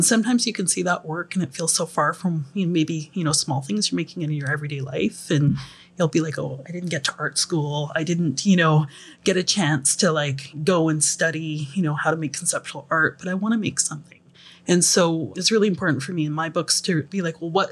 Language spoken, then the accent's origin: English; Vancouver Island, British Columbia, Canada; I'm from Vancouver Island